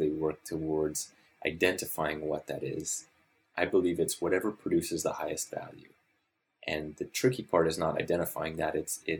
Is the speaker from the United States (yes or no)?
no; Papua New Guinea; also born or lived in Pincher Creek, Canada / Ottawa, Canada / Calgary, Canada; I grew up in Papua New Guinea, and then I lived in Ottawa and then Calgary for my undergrad, and then came here for professional school.